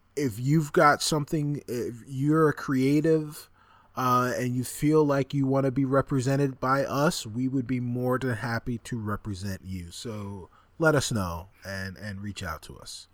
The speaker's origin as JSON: {"language": "English", "town": "Roosevelt", "region": "New York", "country": "United States", "tie": "born or raised there", "said": "Doctor J is from my hometown"}